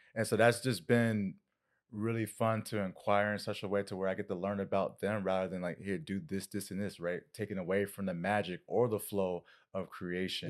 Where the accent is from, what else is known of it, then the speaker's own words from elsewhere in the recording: Winter Park, Florida, United States; moved away; where I grew up in Winter Park.